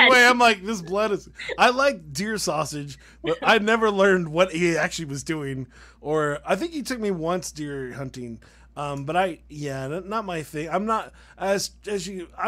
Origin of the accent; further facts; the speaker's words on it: New York, United States; I'm from New York.